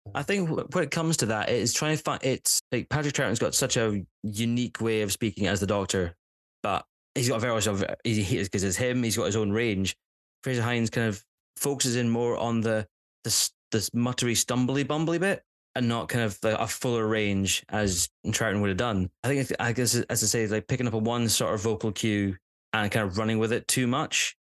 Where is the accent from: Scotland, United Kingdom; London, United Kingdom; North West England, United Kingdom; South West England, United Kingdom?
Scotland, United Kingdom; As a Scot, as a Scot